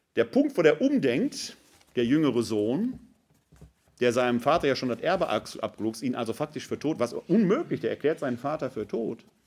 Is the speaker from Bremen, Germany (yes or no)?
no; Ruhr area, North Rhine-Westphalia, Germany; also born or lived in Wuppertal-Vohwinkel; now in Wuppertal, Germany; Ich komme aus dem Ruhrgebiet